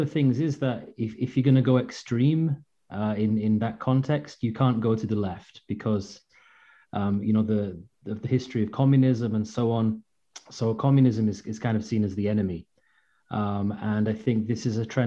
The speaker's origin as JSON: {"language": "English", "town": "York", "region": "Yorkshire and the Humber", "country": "United Kingdom", "also_born_or_lived": "Ukraine", "moved": "as an adult", "lives_now": "Tartu, Estonia", "said": "I'm from the UK, I'm from York"}